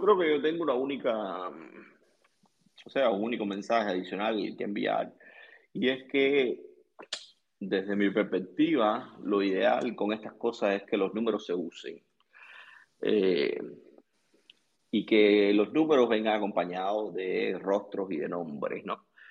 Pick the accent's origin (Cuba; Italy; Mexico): Cuba; moved away; yo soy cubano